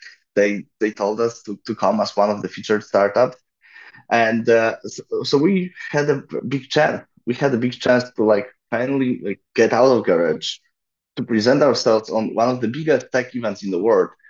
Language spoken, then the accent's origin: English; Poland; I'm from Poland